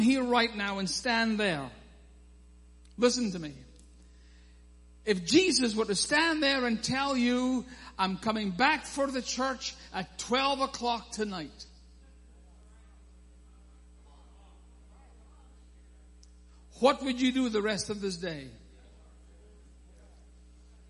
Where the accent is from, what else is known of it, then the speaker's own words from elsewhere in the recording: Scotland, United Kingdom; I am Scottish